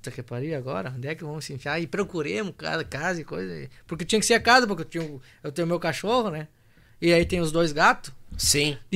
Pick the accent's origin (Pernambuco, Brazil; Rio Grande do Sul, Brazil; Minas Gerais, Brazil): Rio Grande do Sul, Brazil; digo que eu, daqui um pouco já não bolei a perna para minha terra vermelha lá, missioneira, né?